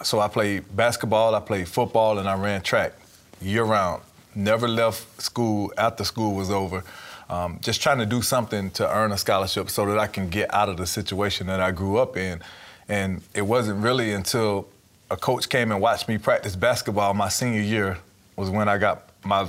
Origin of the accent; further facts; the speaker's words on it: Shellman, Georgia, United States; just growing up in Shelman, Georgia, small town, everybody knows everybody.